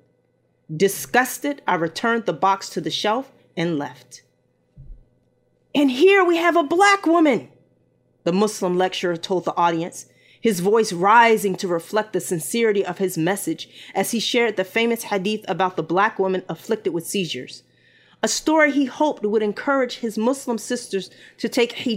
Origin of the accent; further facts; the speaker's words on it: United States; I was American, and black